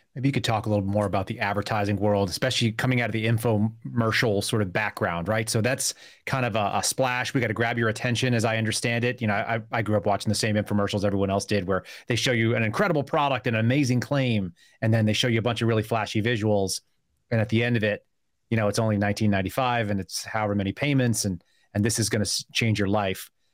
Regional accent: Bay Area, California, United States; also born or lived in Burbank; I actually also grew up in the Bay Area

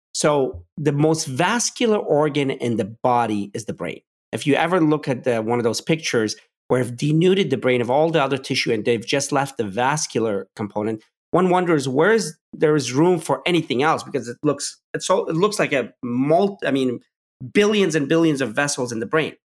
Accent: Pittsburgh, Pennsylvania, United States; I was growing up in Pittsburgh

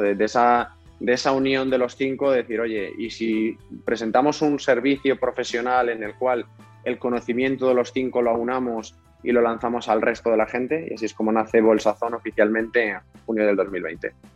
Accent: Spain

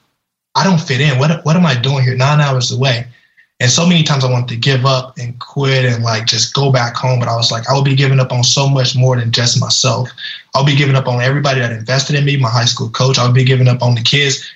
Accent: Louisiana, United States; I grew up in Louisiana. You know, we didn't have much.

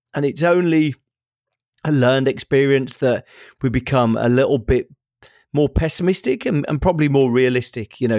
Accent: Birmingham, West Midlands, United Kingdom; I'm from Birmingham, which is the second biggest city in the country.

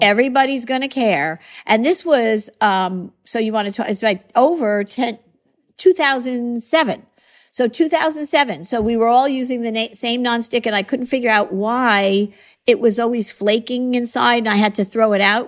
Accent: Long Island, New York, United States; I grew up on Long Island. I raised my family on Long Island

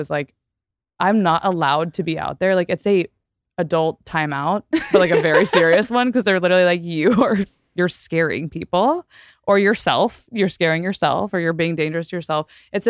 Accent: Texas, United States; so in Texas, and where I grew up in Texas, I went to a small private school

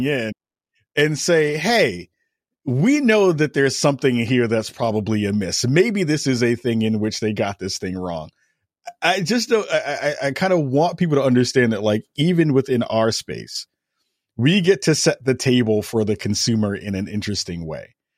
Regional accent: New York, United States; as a New Yorker

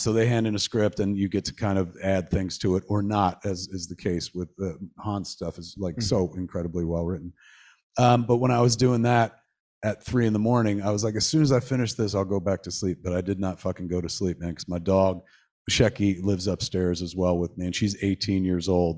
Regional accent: Atlantic Highlands, New Jersey, United States; Highlands, which is my hometown where I grew up

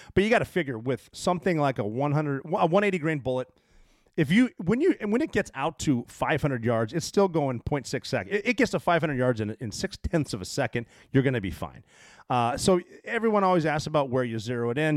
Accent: Butte, Montana, United States; moved away; I grew up in Butte.

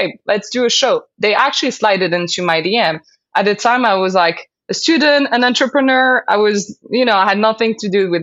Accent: Casablanca, Casablanca-Settat, Morocco; English is a second language; moved away as an adult; also born or lived in London, United Kingdom; I grew up in Morocco, in Casablanca, and I moved to London when I was 18. This is when I learned how to speak English

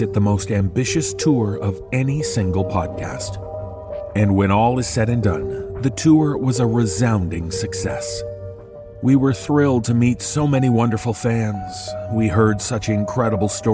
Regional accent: Toronto, Ontario, Canada; my hometown of Toronto

